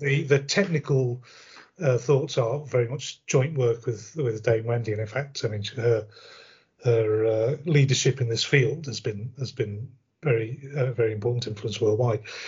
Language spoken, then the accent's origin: English; United Kingdom; we in the UK